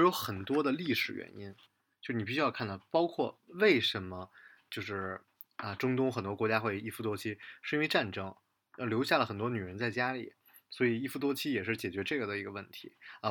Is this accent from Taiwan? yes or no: no; Beijing, China; 北京，呃，我老家